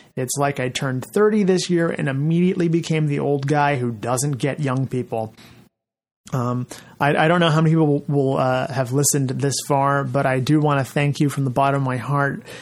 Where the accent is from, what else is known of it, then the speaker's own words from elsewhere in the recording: Fresno, California, United States; my hometown of Fresno